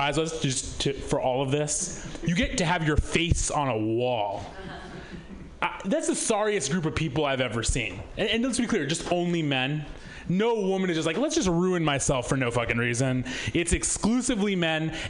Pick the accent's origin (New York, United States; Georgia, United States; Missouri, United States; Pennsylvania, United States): Missouri, United States; I'm from Missouri originally